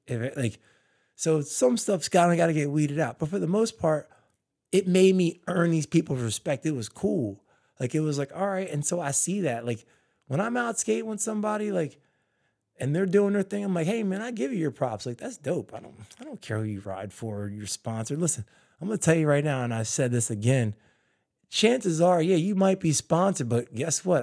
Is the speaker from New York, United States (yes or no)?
no; New Jersey, United States; also born or lived in Philadelphia, Pennsylvania; now in California, United States; I was born in Philly, and I grew up in Jersey